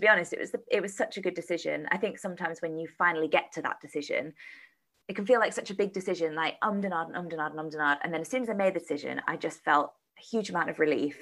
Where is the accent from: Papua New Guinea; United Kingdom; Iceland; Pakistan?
United Kingdom; around London; moved away as an adult; also born or lived in Sheffield; I moved to Sheffield to go to university because I grew up around London